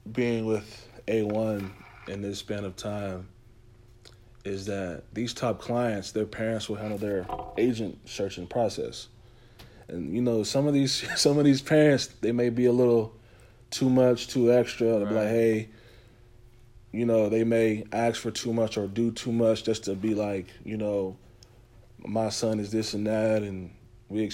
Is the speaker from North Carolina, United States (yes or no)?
yes; North Carolina, United States; I'm from North Carolina